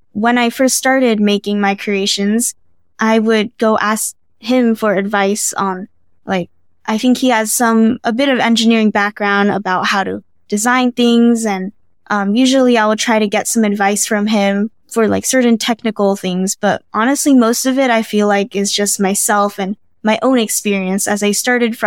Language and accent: English; California, United States; moved away as an adult; now in Baltimore, United States; I was born and raised in California